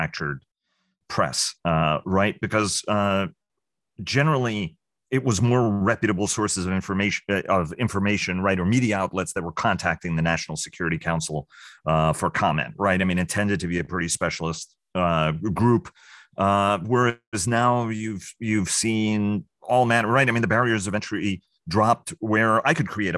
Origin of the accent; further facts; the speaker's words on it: New York City, New York, United States; I grew up in New York City